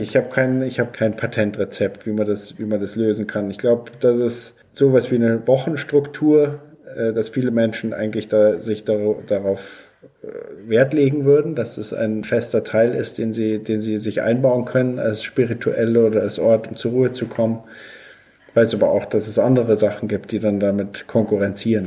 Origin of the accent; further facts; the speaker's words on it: Bavaria, Germany; ich komme ja aus Bayern